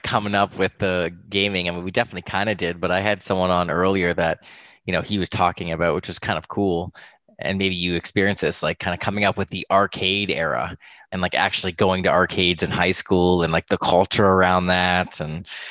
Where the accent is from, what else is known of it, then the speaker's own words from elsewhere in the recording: Toronto, Ontario, Canada; I'm Canadian, so from Toronto area